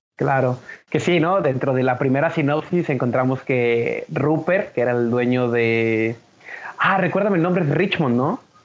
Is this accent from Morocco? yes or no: no; Guadalajara, Jalisco, Mexico; la ciudad de donde yo soy